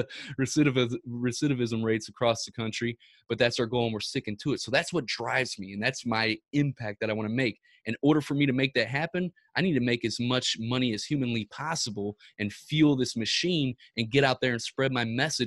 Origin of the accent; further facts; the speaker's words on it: Ferguson, Missouri, United States; We're from Ferguson, Missouri